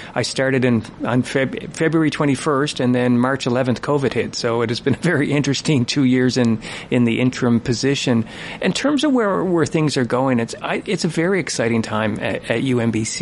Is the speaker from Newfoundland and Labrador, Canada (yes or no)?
yes; St. John's, Newfoundland and Labrador, Canada; moved away as an adult; also born or lived in Ireland / Connecticut; now in Prince George, Canada; I grew up in St. John's and did all of my education at Memorial University